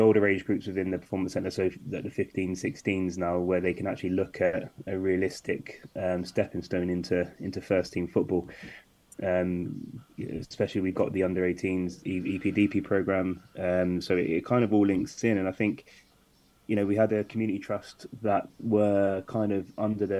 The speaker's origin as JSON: {"language": "English", "region": "London", "country": "United Kingdom", "tie": "born or raised there", "also_born_or_lived": "Bristol", "moved": "yes", "said": "I grew up in London, so I had a lot of opportunities playing and training at a high level"}